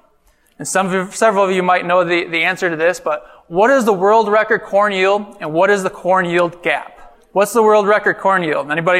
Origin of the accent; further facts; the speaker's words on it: north of Eau Claire, northwestern Wisconsin, United States; moved away as an adult; now in Illinois, United States; I hail from Wisconsin, northwestern Wisconsin, north of Eau Claire